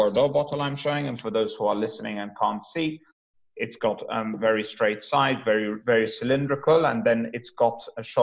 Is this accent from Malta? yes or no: yes; Malta; moved away as an adult; also born or lived in United States / Sydney, Australia / Netherlands; now in London, United Kingdom; I'm half Maltese, half Scottish, raised in Malta, educated then from 19